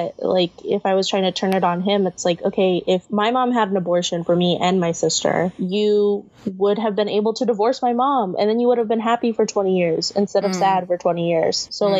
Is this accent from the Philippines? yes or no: yes; Philippines; nobody ever clocks me as Filipino. They always think I'm like Latina.